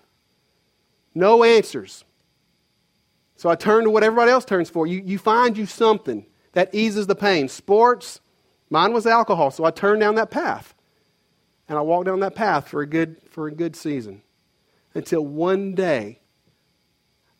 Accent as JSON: {"language": "English", "town": "Conway", "region": "Arkansas", "country": "United States", "tie": "born or raised there", "moved": "as an adult", "said": "There's no jobs in my hometown, Conway."}